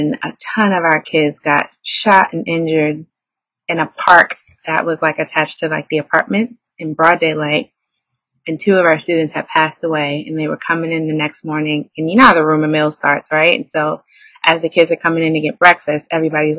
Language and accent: English; New York City, New York, United States; As a New Yorker, you tune out noise